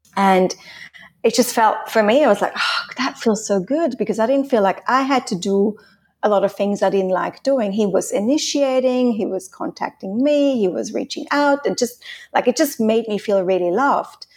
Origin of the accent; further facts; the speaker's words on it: Switzerland; first language Swiss German; English is a second language; moved away as an adult; also born or lived in Australia / Hong Kong; now in Spain; I'm Swiss. I'm from Switzerland. I grew up in Switzerland till I stayed there till I was nineteen